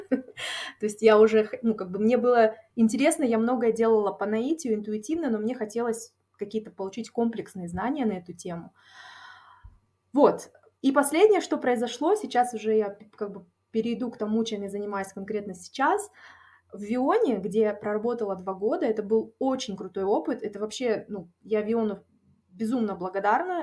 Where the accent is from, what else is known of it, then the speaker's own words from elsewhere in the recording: Taraz, Jambyl Region, Kazakhstan; moved away as an adult; also born or lived in Almaty, Kazakhstan; now in Netherlands; я тоже из Казахстана, а, из а, города Тарас. А, я после э, окончания школы переехала в Алмату